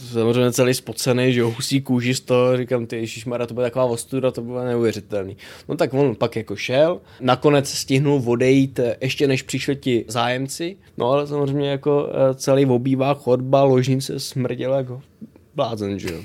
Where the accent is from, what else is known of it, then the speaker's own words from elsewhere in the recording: Vlašim, Central Bohemian Region, Czechia; now in Prague, Czech Republic; jsem jezdil z Prahy navštívit rodiče do Vlašimi, odkud hmm. pocházím